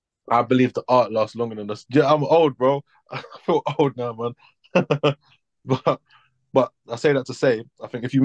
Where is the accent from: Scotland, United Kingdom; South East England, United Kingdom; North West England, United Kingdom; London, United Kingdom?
London, United Kingdom; I'm an artist from South London.